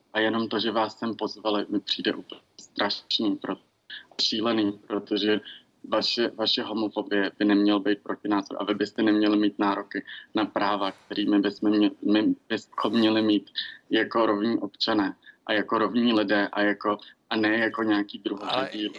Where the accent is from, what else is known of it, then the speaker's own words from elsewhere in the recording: Czechia; těžkým dětstvím v Česku